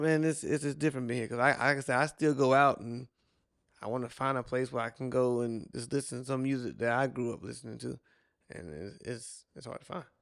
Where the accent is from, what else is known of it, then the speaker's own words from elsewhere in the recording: South Carolina, United States; now in Miami, United States; I'm from South Carolina